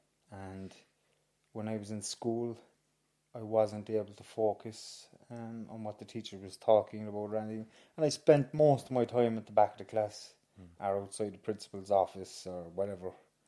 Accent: Cork, Munster, Ireland; I grew up in Hollyhill, Arcullen, James, a few doors down from you.

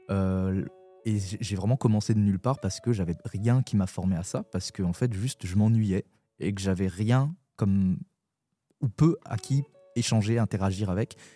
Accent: Burundi; à l'adolescence, comme je suis retourné au Burundi, mon pays d'origine

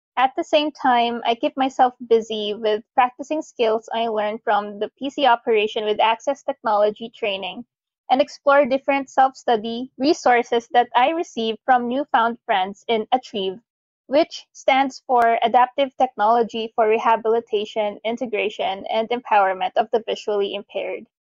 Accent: Bacoor, Calabarzon, Philippines; I am from Bacoor City, Cavite

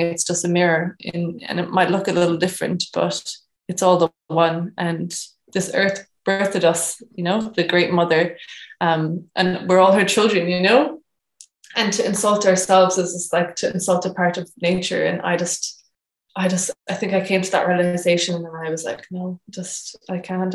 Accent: Cork, Munster, Ireland; moved away as an adult; also born or lived in New Zealand; I am from Cork originally, and I've been away for the past four and a half years traveling and living abroad, um, most recently in New Zealand

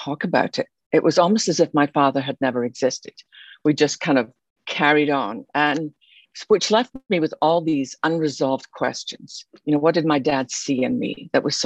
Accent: Scotland, United Kingdom; moved away as an adult; now in Texas, United States; You could probably tell by my accent, although I live in Texas now, I didn't start there. I was born in Scotland.

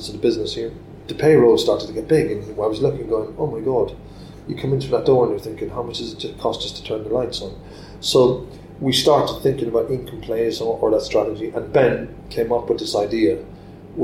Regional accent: Cork, Munster, Ireland; my hometown in Cork

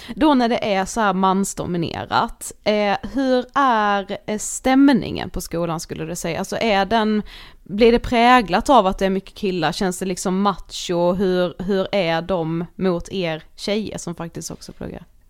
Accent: Karlshamn, Blekinge, Sweden; moved away; i Karlshamn mm. som vi kommer ifrån

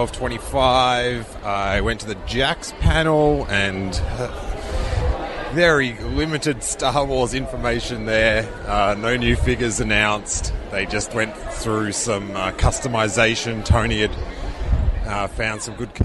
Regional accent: Australia; moved away; back in Australia, the news agents I used to go, when I go home, like back to visit

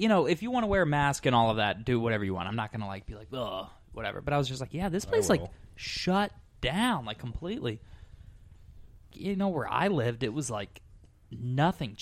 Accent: Scottsdale, Arizona, United States; I grew up in Scottsdale, which has, it was 270 when I was a kid

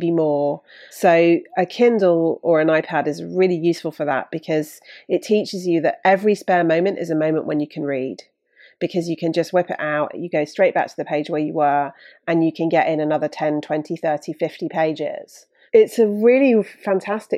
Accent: Bruton, South West England, United Kingdom; I grew up in Bruton in Somerset

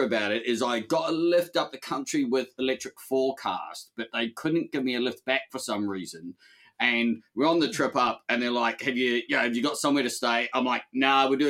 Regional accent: New Zealand; growing up in New Zealand

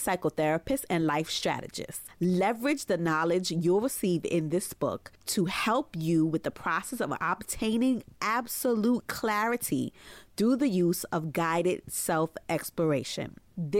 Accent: New York City, New York, United States; born or raised there

